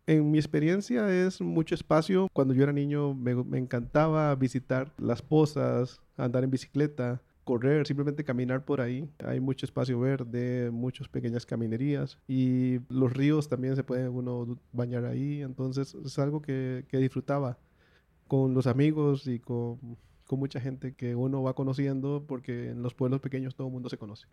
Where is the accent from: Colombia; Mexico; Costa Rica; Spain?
Costa Rica; como costarricense